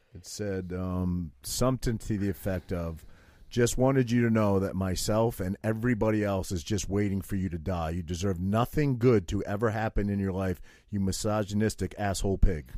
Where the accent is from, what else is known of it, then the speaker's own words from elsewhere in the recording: Maine, United States; I had to wear suspenders and flannel shirts as a prequest, prerequisite for growing up in Maine